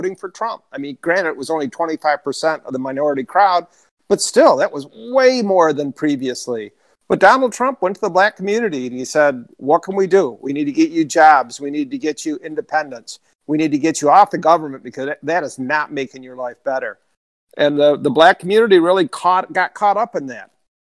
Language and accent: English; Detroit, Michigan, United States; I grew up in the Detroit area